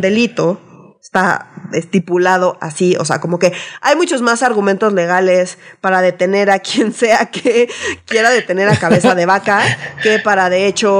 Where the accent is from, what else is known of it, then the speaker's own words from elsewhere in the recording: Mexico City, Mexico; nosotros somos chilangos